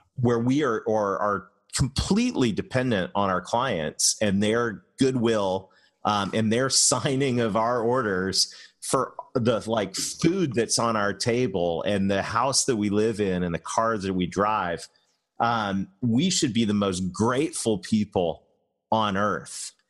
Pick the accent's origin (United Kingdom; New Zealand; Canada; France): Canada; moved away; I'm Canadian